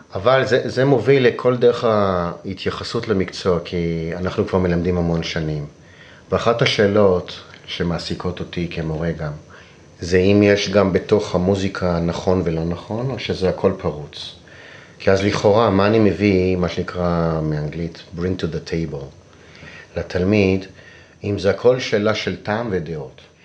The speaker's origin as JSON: {"language": "Hebrew", "country": "Israel", "also_born_or_lived": "Rome", "said": "אני ישראלי שבילה די הרבה בחו\"ל"}